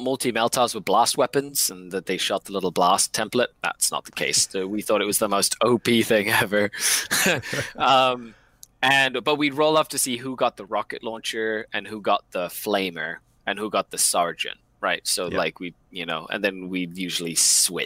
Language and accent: English; Mexico; now in Canada; I mean Mexico, because that's where I grew up.